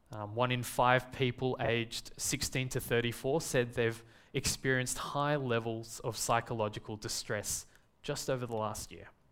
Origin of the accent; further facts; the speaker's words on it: Melbourne, Victoria, Australia; I was born and raised here in Melbourne. Um, I've never lived in another country or another city